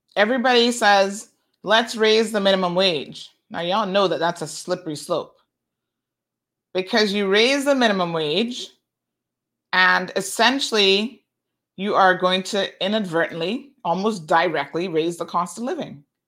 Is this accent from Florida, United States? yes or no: yes; Tampa, Florida, United States; my aunt that I grew up with in Tampa